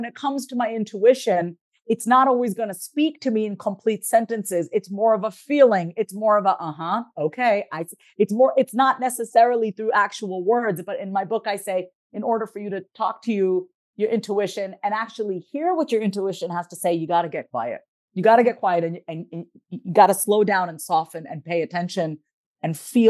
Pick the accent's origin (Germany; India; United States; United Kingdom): India; I mean, you know, being Indian, all we eat is rice. I have like this nice Indian rice belly